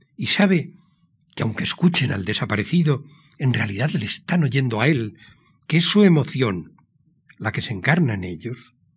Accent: Pamplona, Navarre, Spain; born or raised there; also born or lived in San Sebastián

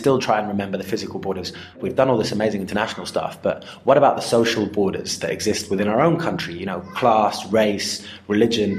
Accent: Zimbabwe; I grew up in Zimbabwe playing football with limited rules and limited equipment

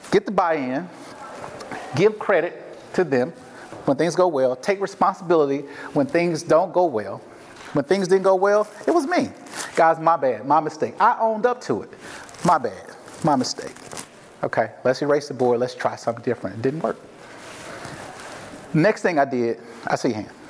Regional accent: the South, United States; So here I am from the South, never been here before a day in my life, right?

